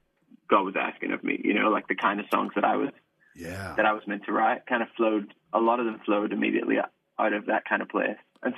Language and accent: English; Ireland; So we grew up in the Salvation Army in Ireland.